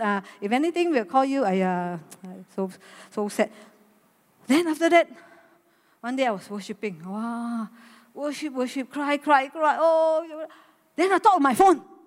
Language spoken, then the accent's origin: English; Malaysia; I'm a Malaysian